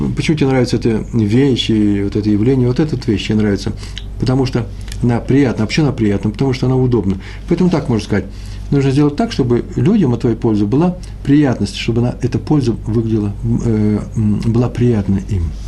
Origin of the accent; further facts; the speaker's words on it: Moscow, Russia; accent: Moscow; я москвич